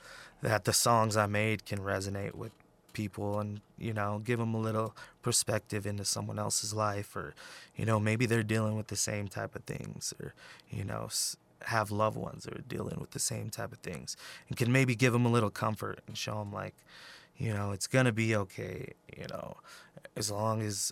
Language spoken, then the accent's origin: English; Peñasco, New Mexico, United States; also born or lived in Albuquerque; I was born in Albuquerque, but I grew up in northern New Mexico